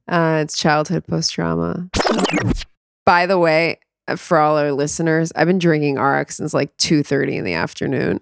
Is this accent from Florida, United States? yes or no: yes; South Florida, United States; moved away as an adult; also born or lived in New York; now in Israel; I grew up in South Florida, about twenty minutes away from the Parkland High School